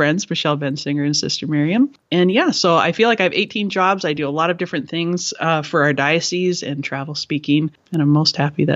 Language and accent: English; Canada; I am Canadian